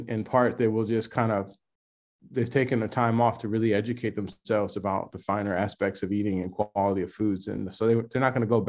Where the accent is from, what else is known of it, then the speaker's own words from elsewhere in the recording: Los Angeles, California, United States; now in Atlanta, United States; I'm a kid from South Central Los Angeles